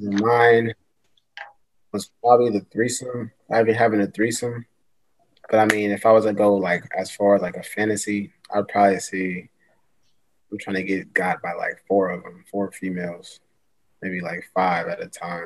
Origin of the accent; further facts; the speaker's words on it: Seattle, Washington, United States; But I'm repping the Northwest, Seattle, West Side.